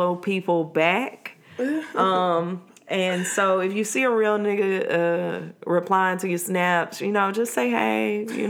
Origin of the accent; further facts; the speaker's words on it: Mississippi, United States; I'm from Mississippi